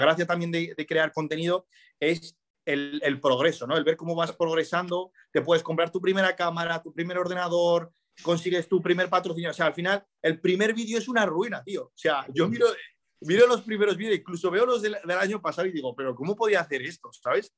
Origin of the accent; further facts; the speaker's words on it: Spain; also born or lived in Morocco; yo me he criado aquí en España